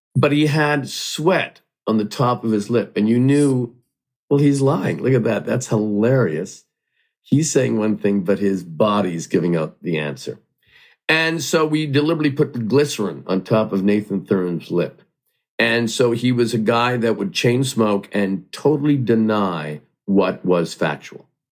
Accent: Hamilton, Ontario, Canada; I grew up in Hamilton, Ontario, Canada, and I only watched American television.

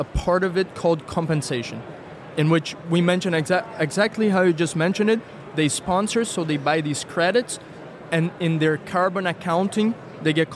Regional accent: Rio de Janeiro, Brazil; moved away as an adult; now in Lisbon, Portugal; I'm originally from Brazil, from Rio de Janeiro.

